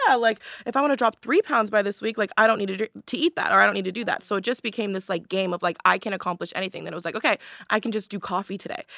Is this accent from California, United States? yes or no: yes; Palos Verdes, California, United States; I'm from Palos Verdes, California